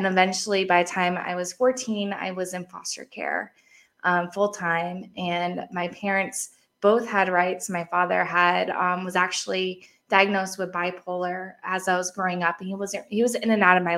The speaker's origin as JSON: {"language": "English", "region": "Massachusetts", "country": "United States", "tie": "born or raised there", "said": "I grew up in Massachusetts."}